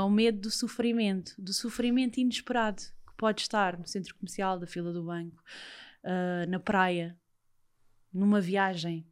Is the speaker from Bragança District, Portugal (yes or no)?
no; Lisbon, Portugal; que eu também já vivi lá perto, que eu também sou dos Olivais